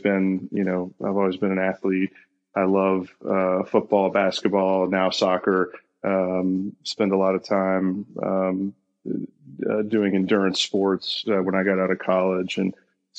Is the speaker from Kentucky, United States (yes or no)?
yes; Louisville, Kentucky, United States; I'm a Louisville guy, born and raised in Louisville, very passionate about my hometown